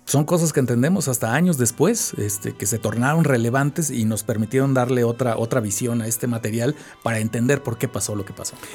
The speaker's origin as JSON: {"language": "Spanish", "region": "State of Mexico", "country": "Mexico", "said": "Y, yo dije, ¿pero por qué en Tláhuac si yo vengo del Estado de México?"}